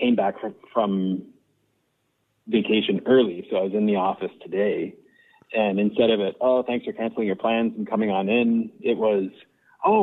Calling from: Toronto, Ontario, Canada; I'm calling from Toronto.

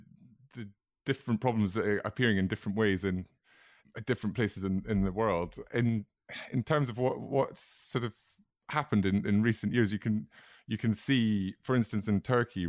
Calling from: London, United Kingdom; I'm speaking from London

